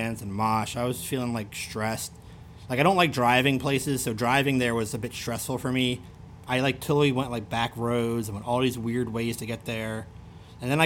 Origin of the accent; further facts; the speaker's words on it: Baltimore, Maryland, United States; accent: Baltimore; With my strong accent from Baltimore. My Baltimore accent.